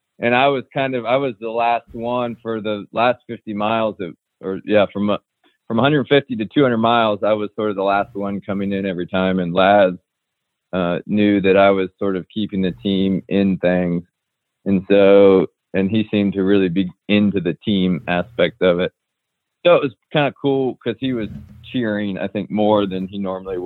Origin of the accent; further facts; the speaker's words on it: Ohio, United States; we're all three from Ohio